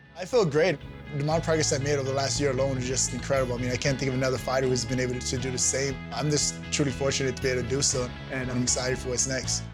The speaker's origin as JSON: {"language": "English", "town": "New York City", "region": "New York", "country": "United States", "tie": "born or raised there", "said": "I grew up in Brooklyn, New York"}